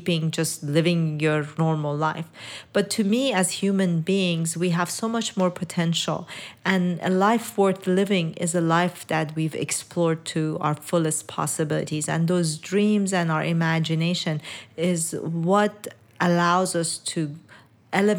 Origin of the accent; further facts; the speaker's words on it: Iran; moved away; I was born in Iran and raised in Iran